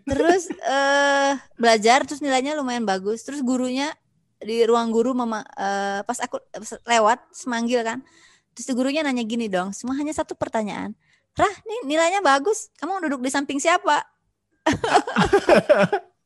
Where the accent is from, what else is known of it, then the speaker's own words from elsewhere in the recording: West Kalimantan, Indonesia; moved away; ya lahir orang Sunda tapi aku lahir besar di Kalimantan